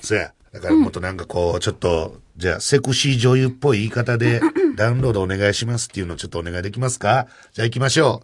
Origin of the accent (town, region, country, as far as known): Kansai, Japan; accent: Kansai-ben